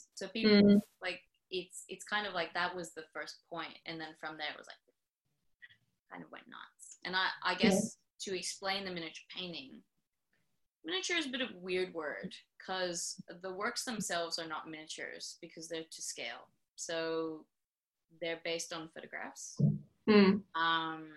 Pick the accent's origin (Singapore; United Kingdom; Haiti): Singapore; first language English; moved away as an adult; now in Sydney, Australia; growing up in Singapore